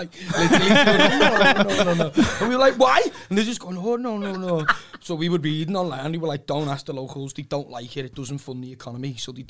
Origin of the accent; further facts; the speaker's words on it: Liverpool, North West England, United Kingdom; I was born in Croxted.